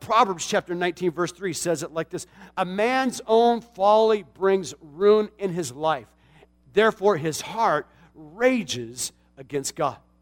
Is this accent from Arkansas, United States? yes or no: no; Tucson, Arizona, United States; the Coca-Cola plant in my hometown in Tucson, Arizona